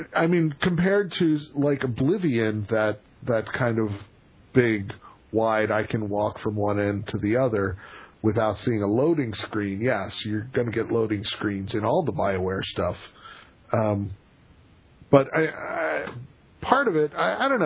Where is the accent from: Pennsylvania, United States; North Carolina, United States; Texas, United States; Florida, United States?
Pennsylvania, United States; moved away; I am originally from Pennsylvania